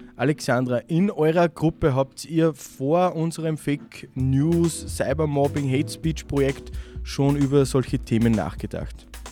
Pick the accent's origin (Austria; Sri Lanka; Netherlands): Austria; Kirchdorf an der Krems, Upper Austria; Ich bin aus Kirchdorf.